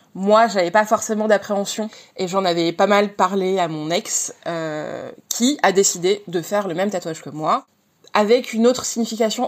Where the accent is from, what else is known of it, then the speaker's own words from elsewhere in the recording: Montpellier, Occitania, France; now in Paris region, France; j'ai 34 ans et je viens de Montpellier. J'habite en région parisienne